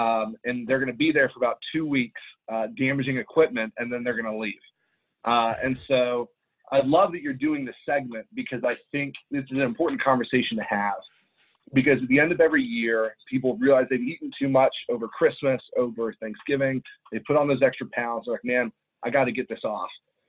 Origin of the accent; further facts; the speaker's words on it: Ireland; I grew up overseas in Ireland. And so I was in a very, being American, I was very isolated over there.